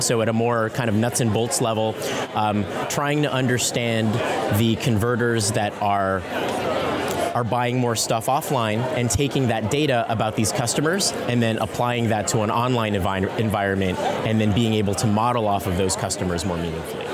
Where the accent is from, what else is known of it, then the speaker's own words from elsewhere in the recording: San Francisco, California, United States; I come from San Francisco, and so growing up in that environment